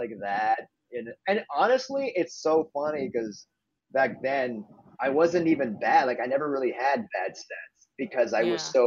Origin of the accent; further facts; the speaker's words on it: Montreal, Quebec, Canada; moved away; where I'm from Montreal, Canada.